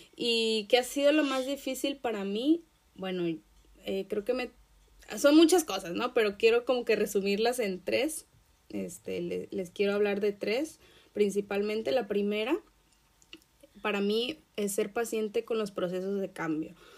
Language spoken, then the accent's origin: Spanish; Acapulco, Guerrero, Mexico; yo nací en Acapulco, Guerrero, en México